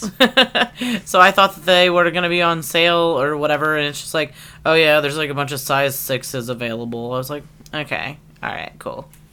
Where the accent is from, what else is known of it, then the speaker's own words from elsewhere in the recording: Erie, Pennsylvania, United States; moved away; I grew up in Layer Town, USA, Erie, PA